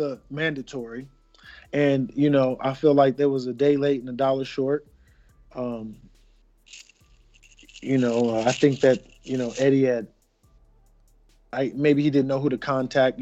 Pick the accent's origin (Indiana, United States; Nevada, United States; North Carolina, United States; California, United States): Nevada, United States; Las Vegas; I'm from Las Vegas, two-time Olympian